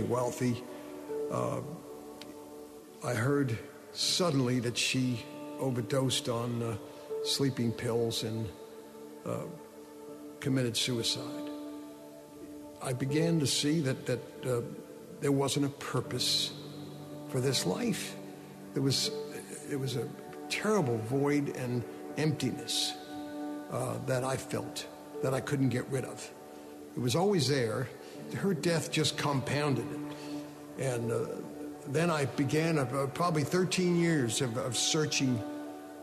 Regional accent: White Plains, New York, United States; also born or lived in Brooklyn, New York; We then moved to White Plains, New York

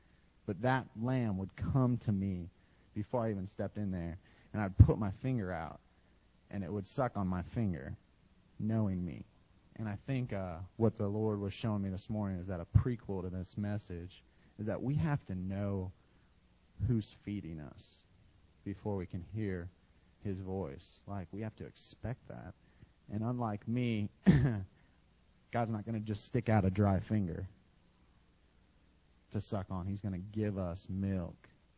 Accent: Iowa, United States; I grew up in Iowa, and I raised sheep when I was a little kid for 4-H, and my dad gave me some sheep to raise.

